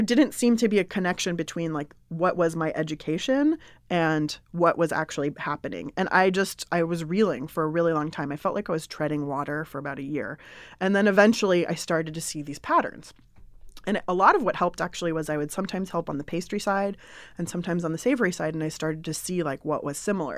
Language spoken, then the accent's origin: English; San Diego, California, United States; moved away as an adult; also born or lived in Berkeley; I grew up in San Diego